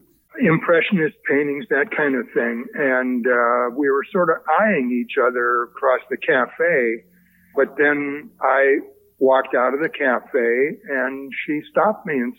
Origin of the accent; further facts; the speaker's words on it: Villa Park, Illinois, United States; now in Oakland, United States; And I'm from one of the western suburbs where the Ovaltine factory was.